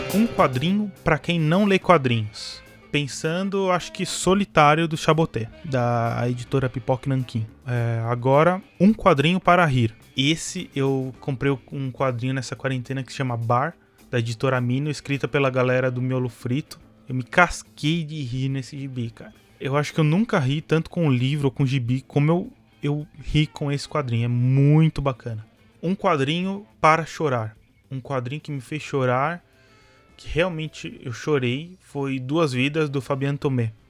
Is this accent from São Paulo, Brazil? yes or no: yes; São Paulo, Brazil; aqui em São Paulo, né? Eu sou de São Paulo